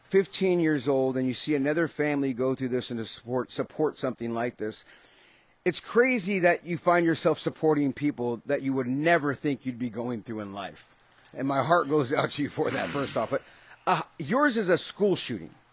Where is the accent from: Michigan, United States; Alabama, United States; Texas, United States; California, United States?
California, United States; San Jose; I'm from the Bay, born and raised in San Jose.